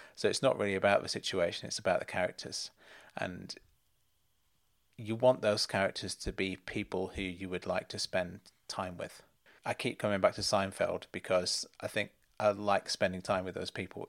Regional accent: United Kingdom; as a British viewer

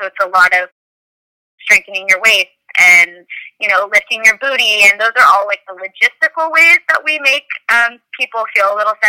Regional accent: Danville, California, United States; now in Los Angeles, United States; but I grew up in the Bay Area in a small town called Danville, California. I moved to LA about 10 years ago to attend UCLA.

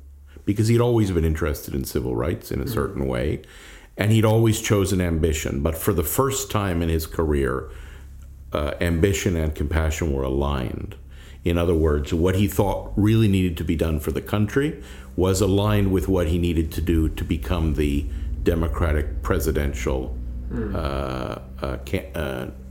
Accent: Canada; I'm a Canadian

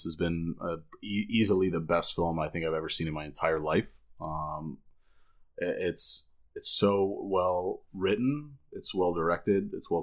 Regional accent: Miami, Florida, United States; also born or lived in Davie, Florida / Fort Lauderdale, Florida; I was born in Miami, raised by Cuban parents, went to school in Davie

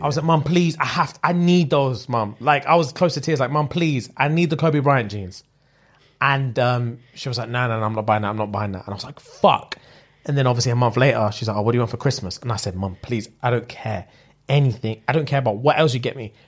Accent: United Kingdom

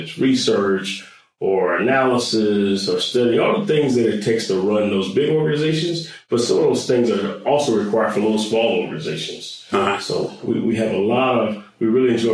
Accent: West Palm Beach, Florida, United States; moved away; I grew up in South Florida, down in West Palm Beach and Riviera Beach

